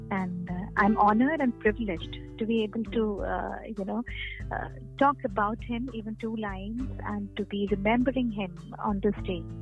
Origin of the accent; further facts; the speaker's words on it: Lucknow, Uttar Pradesh, India; also born or lived in Allahabad; my parents, my grandparents, they're all from West Bengal, but I and my sister we are born and brought up in Lucknow. I mean I am born in Allahabad and brought up in Lucknow